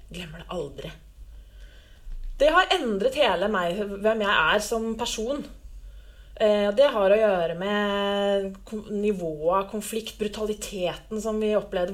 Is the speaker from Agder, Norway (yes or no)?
no; Lillehammer, Innlandet, Norway; Jeg er født og oppvokst på Lillehammer.